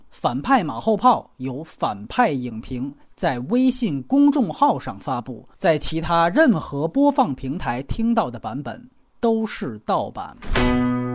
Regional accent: China; 咱们大陆人

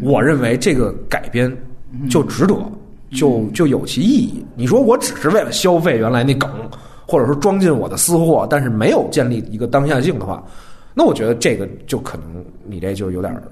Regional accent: China; 因为我是中国人

